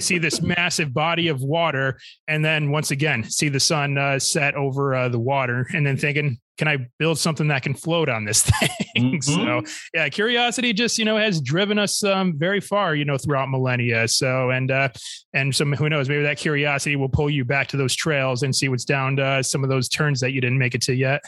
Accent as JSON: {"language": "English", "region": "Michigan", "country": "United States", "tie": "born or raised there", "said": "my home state of Michigan"}